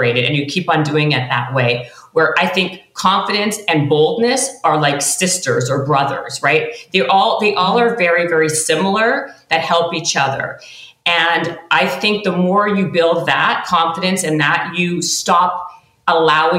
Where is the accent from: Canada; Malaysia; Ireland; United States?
Canada; I'm Canadian